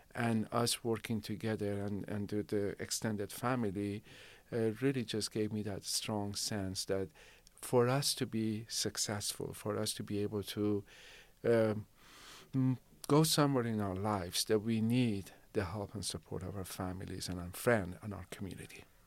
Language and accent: English; Shiraz, Fars, Iran; now in Rancho Cordova, United States; and I grew up in Shiraz.